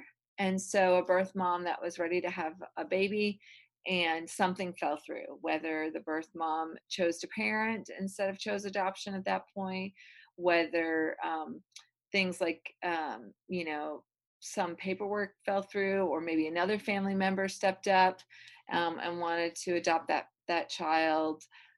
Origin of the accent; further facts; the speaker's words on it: Michigan, United States; now in Georgia, United States; So, I am originally from the Midwest, from Michigan, and pretty much have lived all over the United States.